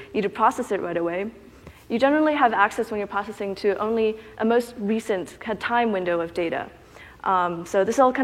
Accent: Canada; I'm from Canada. I went to UBC

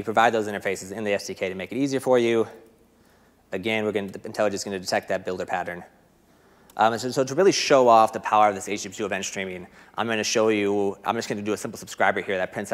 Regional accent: United States; accent: American; my boring American accent

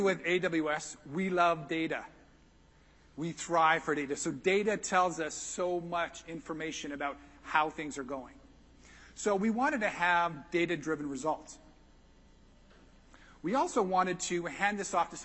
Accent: Texas, United States; I'm from Texas

